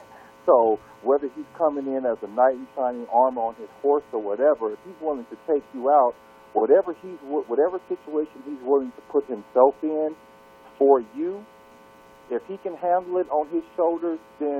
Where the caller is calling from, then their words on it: Seattle, Washington, United States; I'm calling from Seattle, Washington.